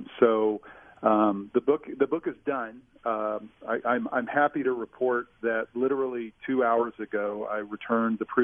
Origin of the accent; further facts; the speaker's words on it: Kansas City, Missouri, United States; I'm a Missourian. I'm from Kansas City